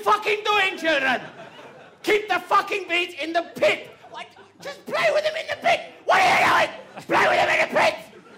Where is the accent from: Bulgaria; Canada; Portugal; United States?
Bulgaria; English is a second language; moved away as an adult; now in United Kingdom; I come from Bulgaria to make a better life for myself and my family, and I get a job at, well, the famous Kew Gardens, and I'm so happy.